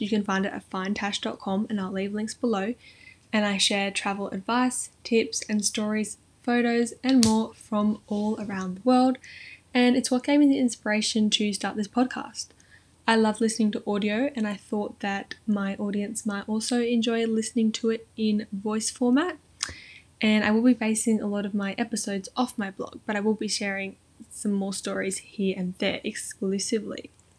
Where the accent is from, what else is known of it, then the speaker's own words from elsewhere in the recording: Central Coast, New South Wales, Australia; I'm 21 years old and I was born and raised on the Central Coast, which is located in New South Wales, Australia. It's right in the middle of Sydney and Newcastle on the East Coast and it's beautiful.